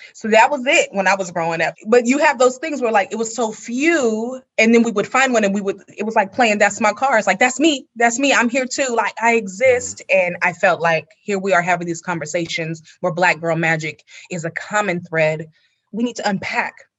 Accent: California, United States; my own childhood memories growing up in California

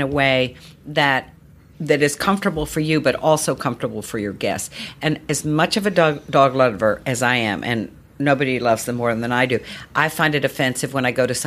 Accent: Charlottesville, Virginia, United States; when I grew up in Virginia, you know, everybody entertained. I always laugh because in those days, Charlottesville, Virginia was dry

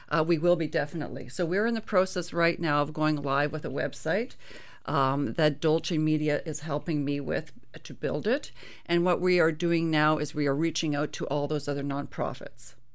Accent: Canada; as a Canadian

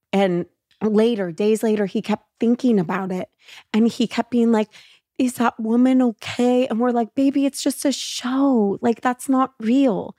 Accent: Los Angeles, California, United States; growing up in L

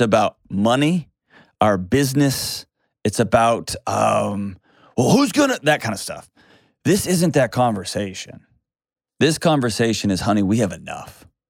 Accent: Houston, Texas, United States; now in Nashville, United States; I grew up in Houston, the Gulf

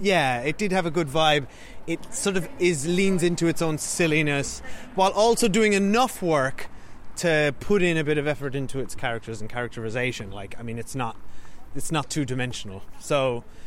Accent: Cork, Munster, Ireland; moved away as an adult; also born or lived in Great Britain; we now live in uh, Cork, Ireland, um, back where we're from

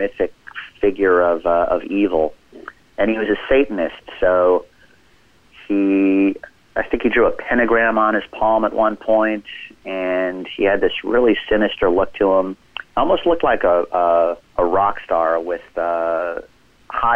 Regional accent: Los Angeles, California, United States; I grew up in Los Angeles in the 1980s

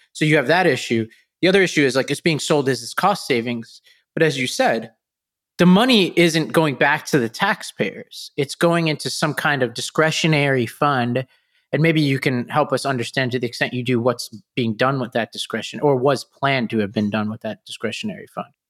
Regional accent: New York City, New York, United States; I grew up in Staten Island

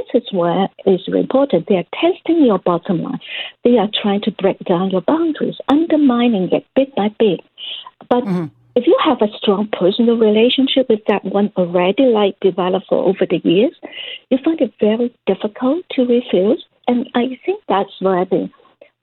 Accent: Canada; as Canadians

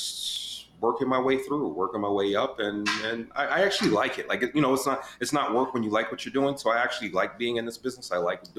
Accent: Long Island, New York, United States; also born or lived in Queens, New York; Originally from Queens, but I grew up in Long Island

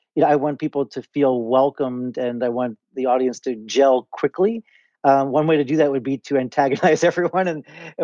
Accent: Chappaqua, New York, United States; I grew up in Chappaqua, New York

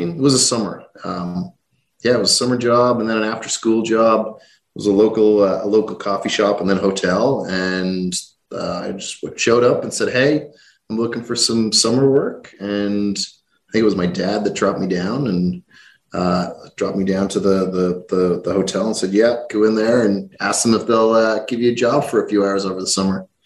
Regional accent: Rathcoole, Leinster, Ireland; I grew up uh, outside uh, outside a small town outside Dublin called Rathcoole.

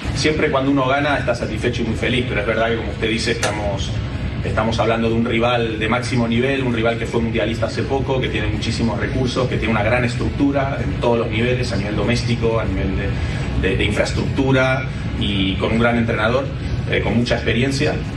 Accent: Mexico; al final somos mexicanos

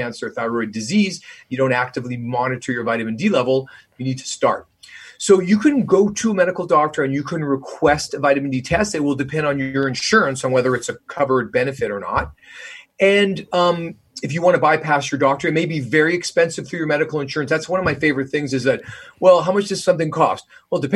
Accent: Canada; moved away as an adult; now in United States; I'm Canadian, so I already come from a more socialistic country. And, you know, I've been here for 20 years

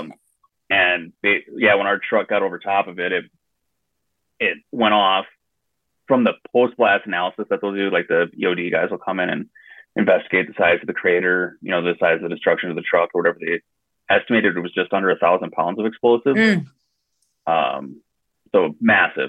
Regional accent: west central Wisconsin, United States; I grew up a uh, small town in west central Wisconsin called Tolma.

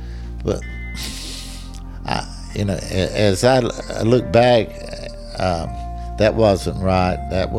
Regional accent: North Carolina, United States; We had three races of folks here. I grew up as an Indian, and I, in my opinion, I didn't have the same privileges as my white friends.

